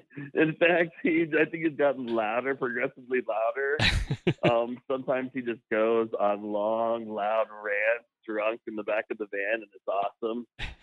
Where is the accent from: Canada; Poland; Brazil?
Canada; See, cottage is a word that I would only use as a Canadian.